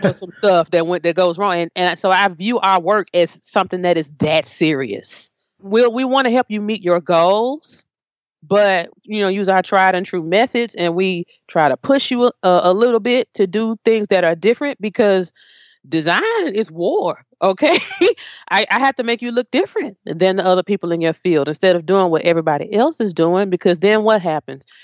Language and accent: English; Memphis, Tennessee, United States; I grew up in Memphis